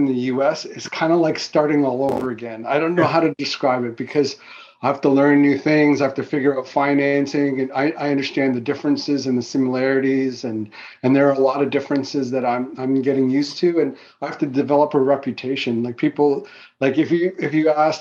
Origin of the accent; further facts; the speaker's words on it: Fiji; also born or lived in Goa, India; now in Canada; I was born in the Fiji Islands